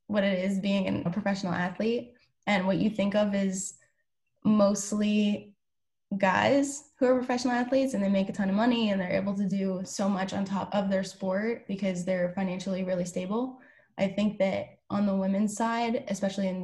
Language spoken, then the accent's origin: English; Ottawa, high school near Toronto, Ontario, Canada; moved away as an adult; I am actually originally from Canada. I was born in Ottawa, went to high school near Toronto